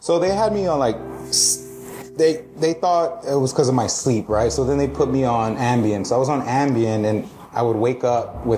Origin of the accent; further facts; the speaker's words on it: Mexico; moved away; I grew up in Mexico